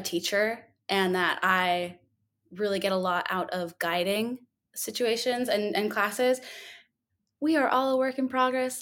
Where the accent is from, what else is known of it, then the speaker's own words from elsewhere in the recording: Minnesota, United States; moved away as an adult; also born or lived in Duluth, Minnesota; now in New Orleans, United States; I'm from Minnesota, uh, born and raised